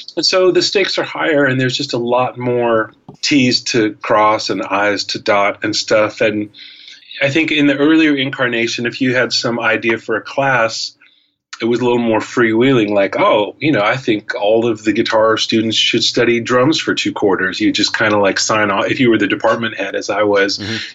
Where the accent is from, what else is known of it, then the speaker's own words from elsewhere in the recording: Los Angeles, California, United States; also born or lived in San Francisco / New York City; LA is a good place to kind of settle down, and it's actually my hometown. I grew up here.